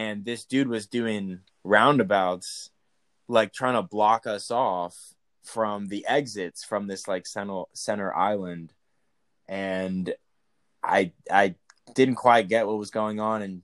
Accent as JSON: {"language": "English", "region": "Texas", "country": "United States", "said": "And I'm from Texas"}